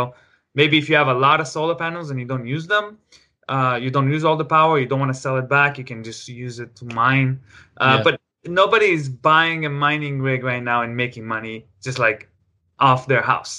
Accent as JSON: {"language": "English", "country": "Israel", "also_born_or_lived": "Los Angeles, United States", "moved": "as an adult", "lives_now": "Seattle, United States", "said": "Oh, I'm 30. I'm from Israel originally, but I guess, I'm from, like, you know, I lived in L.A. for a while. Now I live in Seattle and L.A., but mostly in Seattle."}